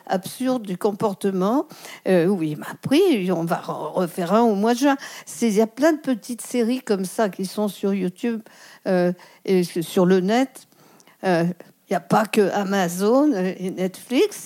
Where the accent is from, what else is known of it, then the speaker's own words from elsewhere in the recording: Lyon, Auvergne-Rhône-Alpes, France; also born or lived in Marseille; chez moi à Lyon